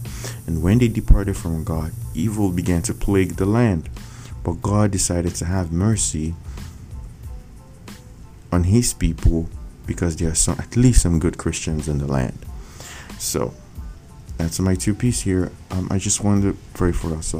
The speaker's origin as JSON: {"language": "English", "country": "Nigeria", "said": "I come from Nigeria."}